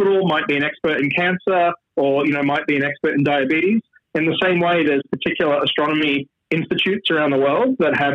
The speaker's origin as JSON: {"language": "English", "town": "Sydney", "region": "New South Wales", "country": "Australia", "tie": "born or raised there", "also_born_or_lived": "Boston, United States", "moved": "yes", "lives_now": "Toronto, Canada", "said": "I grew up in Sydney, Australia, so I haven't lived there for a long time"}